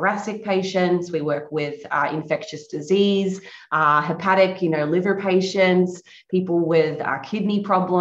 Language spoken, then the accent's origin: English; Australia; moved away as an adult; now in Florida, United States; I'm located in Florida, USA now, recently relocated in 2017. But I guess growing up in Australia